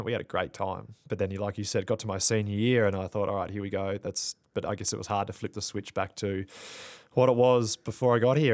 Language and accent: English; Tasmania, Australia; moved away as an adult; also born or lived in Albuquerque, New Mexico, United States